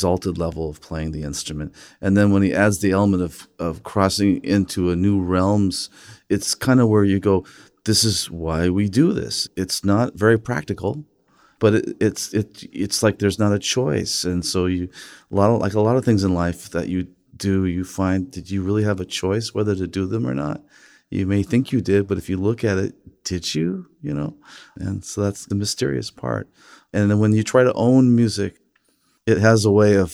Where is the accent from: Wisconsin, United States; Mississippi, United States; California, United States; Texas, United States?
California, United States; Los Angeles; as a kid growing up in Los Angeles with an American mother